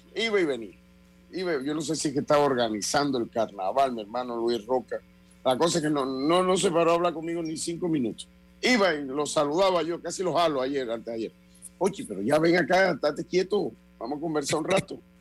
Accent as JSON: {"language": "Spanish", "country": "Panama", "said": "yo como panameño"}